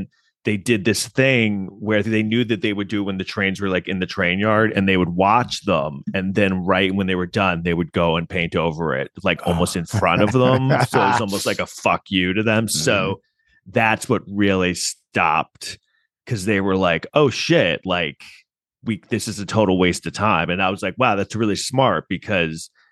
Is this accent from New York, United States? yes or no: yes; New York City, New York, United States; I grew up in Manhattan and, you know, I was in high school in like the late 80s, early 90s.